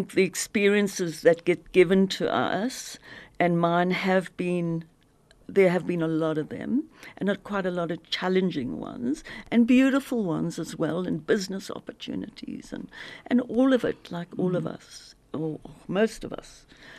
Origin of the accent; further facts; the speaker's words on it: Zimbabwe; moved away; I grew up in Zim